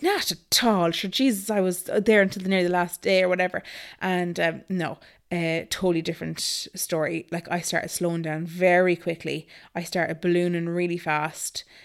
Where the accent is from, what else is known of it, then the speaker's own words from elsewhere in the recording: Galway, Connacht, Ireland; moved away as an adult; also born or lived in Dublin / Nice (likely Naas); I am from Galway originally